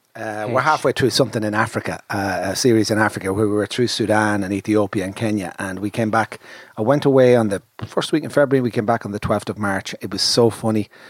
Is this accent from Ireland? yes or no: yes; Ireland; I'm Irish